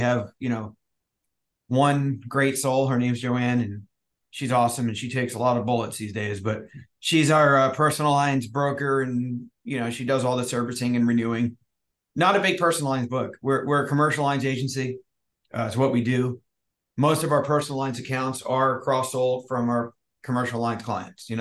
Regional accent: New Jersey, United States; moved away as an adult; also born or lived in Maryland; now in San Diego, United States; I grew up in Jersey

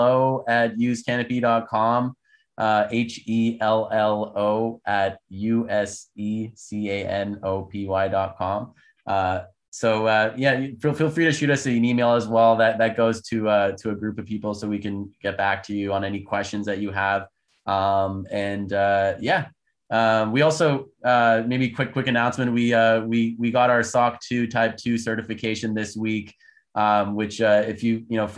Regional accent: Canada; moved away as an adult; also born or lived in United States; I'm actually Canadian, was born and raised in Canada. My parents are Turkish

